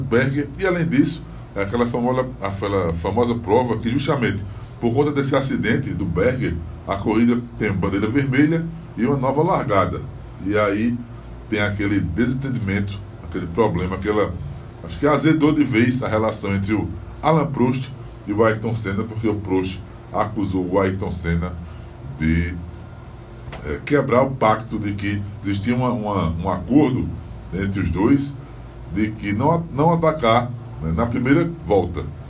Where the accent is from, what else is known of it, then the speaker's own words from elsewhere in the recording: Northeast Brazil, Brazil; a gente chama aqui no Nordeste